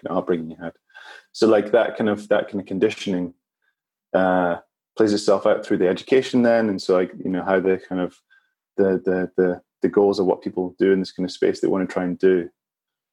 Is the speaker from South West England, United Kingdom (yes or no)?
no; Edinburgh, Scotland, United Kingdom; I grew up in Edinburgh